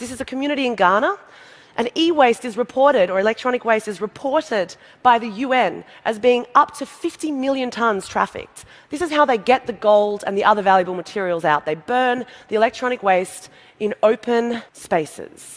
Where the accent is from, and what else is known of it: Australia